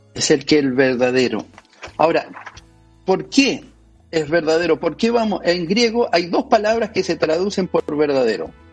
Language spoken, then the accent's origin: Spanish; Chile; nosotros como chilenos